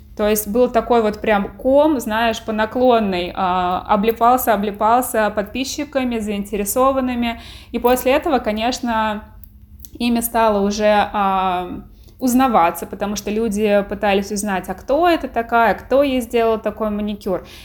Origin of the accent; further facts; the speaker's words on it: Tver, Tver Oblast, Russia; moved away as an adult; now in United States; в моем родном городе таких перспектив особо не было